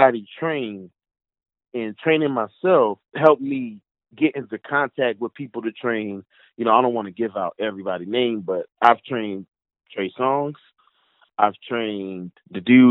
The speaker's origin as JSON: {"language": "English", "region": "North New Jersey", "country": "United States", "moved": "yes", "said": "I'm from North New Jersey"}